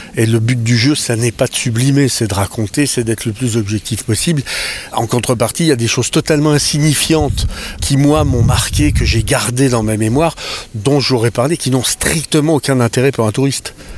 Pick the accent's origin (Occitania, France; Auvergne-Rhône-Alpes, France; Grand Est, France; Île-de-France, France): Grand Est, France; Épinal; moved away as an adult; j'ai quitté Épinal à 17 ans